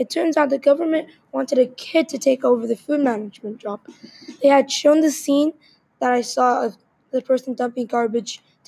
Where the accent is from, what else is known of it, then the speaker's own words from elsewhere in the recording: Australia; Later that evening, I saw an article on how Australia, my home country, had the most food wastage in the world.